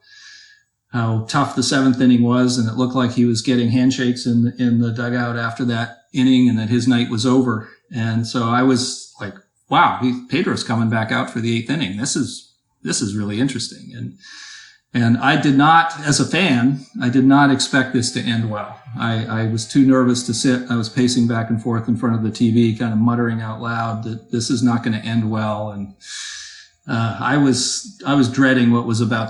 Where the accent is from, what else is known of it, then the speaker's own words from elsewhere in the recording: Toronto, Ontario, Canada; moved away as an adult; now in Boston, United States; I actually grew up in the Toronto area and moved to Boston when I was 25.